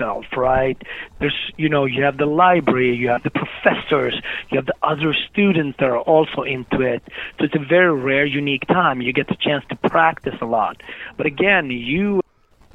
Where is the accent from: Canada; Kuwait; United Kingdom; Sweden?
Sweden; Gothenburg, Västra Götaland; moved away as an adult; also born or lived in Harlem, New York, United States; now in New York, United States; I came from Gothenburg back then, even more than today, it was on the west coast of Sweden